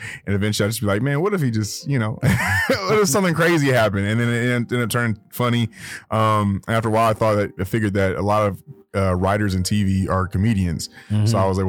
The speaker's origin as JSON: {"language": "English", "town": "Inglewood", "region": "California", "country": "United States", "tie": "born or raised there", "said": "Yeah, I'm from Inglewood, man. I'm from Inglewood, California, man. Yeah, from out here."}